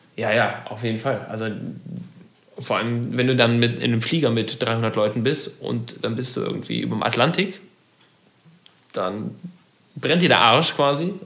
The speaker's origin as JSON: {"language": "German", "country": "Germany", "said": "wir Deutschen"}